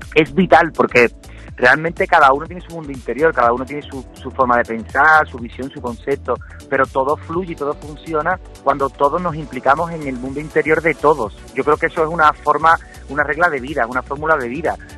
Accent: Cádiz, Andalusia, Spain; yo soy de Cádiz

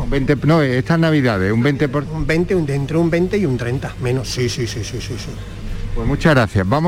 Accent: Valladolid, Castile and León, Spain; Yo soy todo puerto castellano, como buen, como buen vallesoletano.

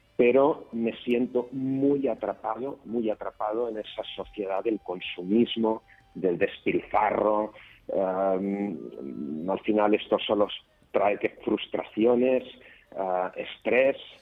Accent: Barcelona, Catalonia, Spain

